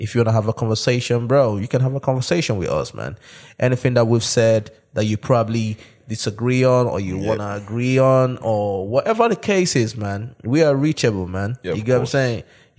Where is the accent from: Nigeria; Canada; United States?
Nigeria; born there; I was born in Nigeria.